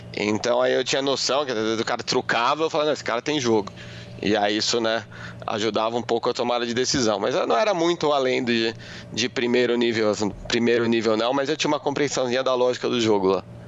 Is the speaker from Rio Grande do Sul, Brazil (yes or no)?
no; Guarulhos, São Paulo, Brazil; eu cresci em Guarulhos, né? Eu nasci em São Paulo, vim, vim para Guarulhos quando era muito pequeno